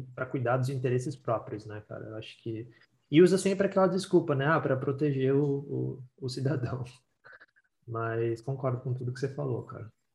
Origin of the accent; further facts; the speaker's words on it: Brazil; now in Ontario, Canada; a gente é brasileiro